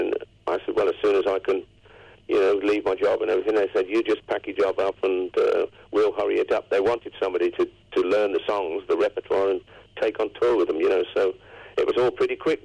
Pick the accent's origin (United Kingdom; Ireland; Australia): United Kingdom; Coventry, West Midlands; Coventry. That's my hometown